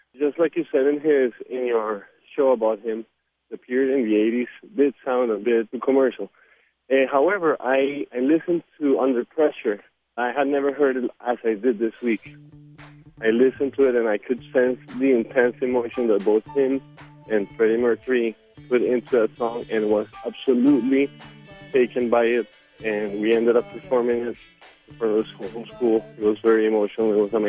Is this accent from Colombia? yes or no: yes; Colombia; now in Santa Monica, United States; I'm calling from Santa Monica, California. I'm from Colombia, originally.